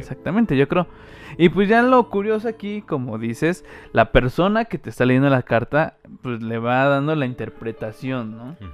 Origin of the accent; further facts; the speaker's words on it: Mexico; soy mexicano